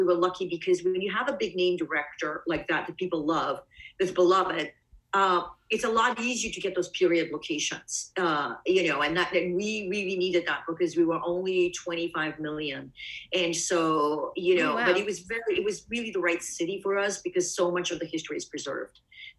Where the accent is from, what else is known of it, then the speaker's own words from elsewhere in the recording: East Coast, United States; because I'm from the East Coast. We don't have that.